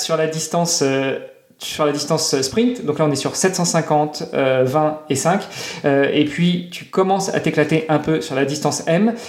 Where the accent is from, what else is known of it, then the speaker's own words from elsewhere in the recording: Normandy, France; moved away; je suis normand à la base